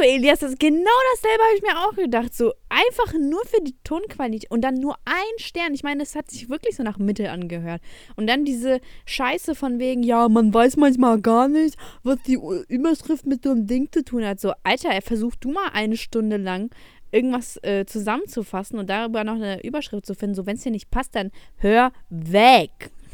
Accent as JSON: {"language": "German", "country": "Ukraine", "tie": "born or raised there", "moved": "yes", "said": "ich bin auch in der Ukraine aufgewachsen"}